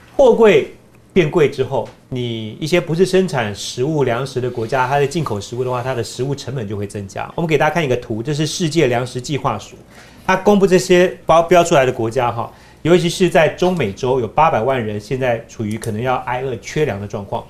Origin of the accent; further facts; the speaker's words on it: Taiwan; 我们自己台湾